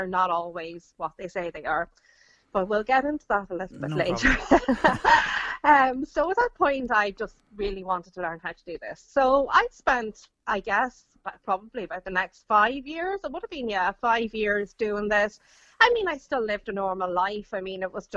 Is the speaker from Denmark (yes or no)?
no; Ireland; I grew up in Ireland, I grew up in a Catholic house